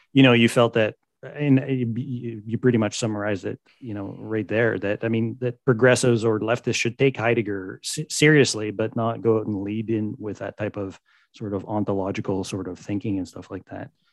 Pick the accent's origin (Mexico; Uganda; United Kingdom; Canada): Canada